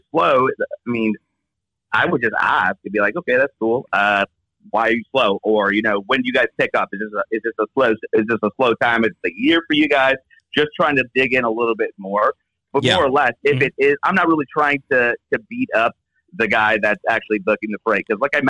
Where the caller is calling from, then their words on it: Seattle, Washington, United States; I am located in Seattle, Washington, and I work for Priority One.